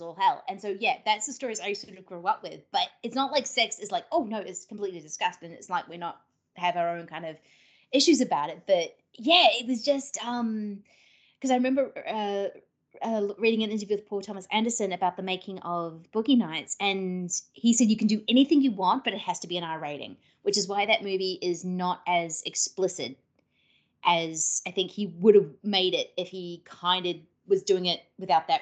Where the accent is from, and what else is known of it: New Zealand; born or raised there